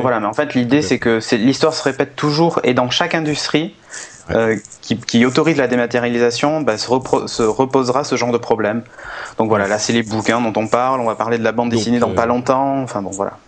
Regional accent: Bordeaux, Nouvelle-Aquitaine, France; Moi je suis de Bordeaux

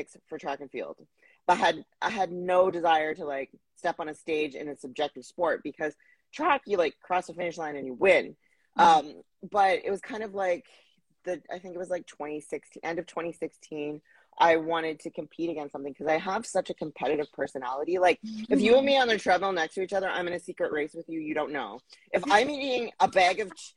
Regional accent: Plaster Rock, New Brunswick, Canada; moved away as an adult; also born or lived in Halifax / Ottawa / Vancouver; now in Toronto, Canada; I'm from a very small village. I actually didn't even live in the village. I lived outside of the village, called Plaster Rock, New Brunswick. So that's where I consider home

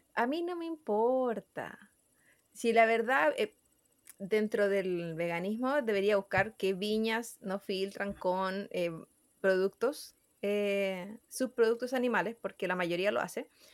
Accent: Chile; nuestros compatriotas

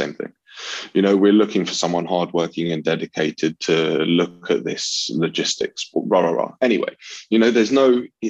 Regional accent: London, United Kingdom; I grew up in North London

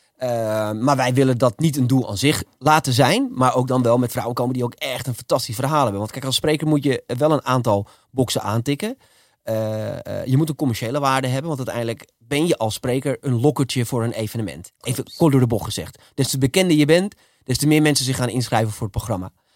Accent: Almere, Flevoland, Netherlands; ik ben in Almere opgegroeid

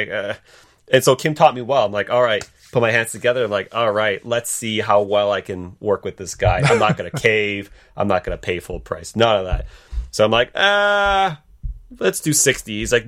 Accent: Canada; I think as a Canadian

